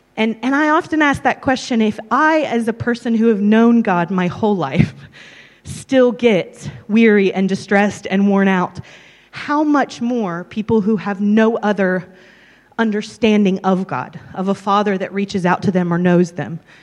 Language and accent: English; or Texas, and Tennessee in the States, United States; moved away as an adult; also born or lived in London, United Kingdom; now in Abergavenny, United Kingdom; I'm originally from Tennessee, or Texas, and Tennessee in the States